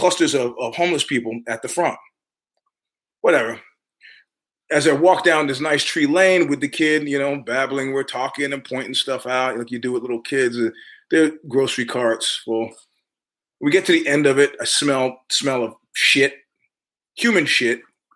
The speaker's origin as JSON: {"language": "English", "region": "New York", "country": "United States", "also_born_or_lived": "Palo Alto", "moved": "yes", "said": "I'm a New Yorker"}